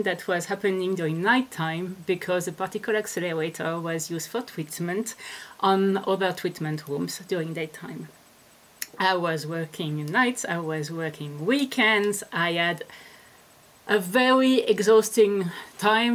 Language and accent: English; France; moved away as an adult; also born or lived in Netherlands / Switzerland / Australia; I am French.